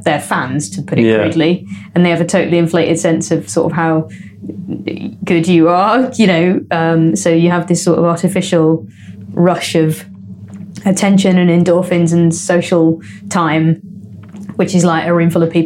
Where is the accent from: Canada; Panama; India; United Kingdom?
United Kingdom; Leicester, East Midlands; I'm born and raised Leicester